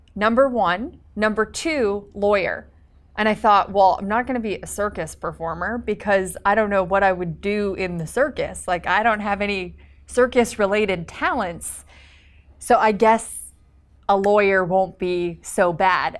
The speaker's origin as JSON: {"language": "English", "country": "Canada", "moved": "yes", "lives_now": "Los Angeles, United States", "said": "I am a Canadian entrepreneur now living in Los Angeles"}